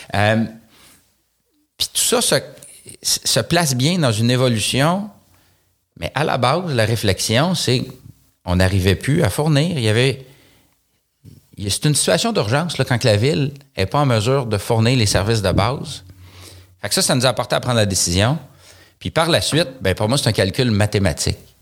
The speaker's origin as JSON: {"language": "French", "town": "Saint-Lin–Laurentides", "region": "Quebec", "country": "Canada", "tie": "born or raised there", "said": "Je suis né à Saint-Laurentide. Euh, ça fait, euh, j'allais dire 39 ans, là, mais j'ai eu 40 ans il y a quelques jours. Donc, ça fait maintenant 40 ans et quelques jours que j'habite euh, dans cette ville-là"}